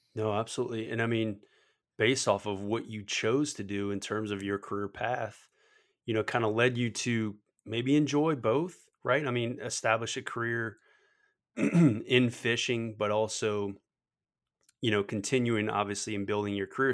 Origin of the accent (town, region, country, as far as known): Metairie, Louisiana, United States; born or raised there